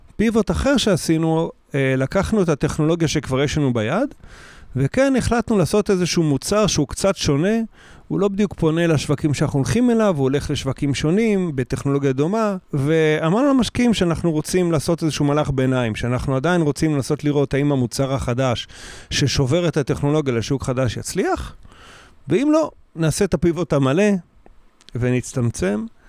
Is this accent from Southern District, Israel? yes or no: yes; Kiryat Gat, Southern District, Israel; also born or lived in a kibbutz; now in Kiryat Tivon, Israel; אחרי זה גדלתי בקריית גת, כשהוריי עזבו את הקיבוץ.